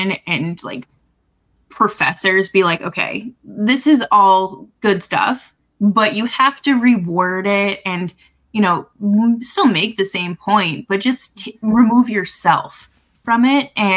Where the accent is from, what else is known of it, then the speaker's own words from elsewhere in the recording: Boston, Massachusetts, United States; my childhood growing up in Boston